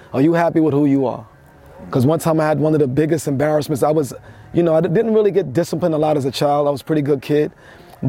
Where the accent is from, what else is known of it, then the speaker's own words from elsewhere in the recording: New York City, New York, United States; I'm from New York City, the land of a lot of reflection and fake bling bling.